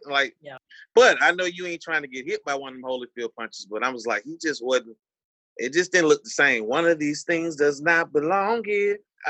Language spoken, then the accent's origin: English; Atlanta, Georgia, United States; I'm from Ben Hill, Ben Real, Southwest Steel Kid, Atlanta, Southwest Atlanta.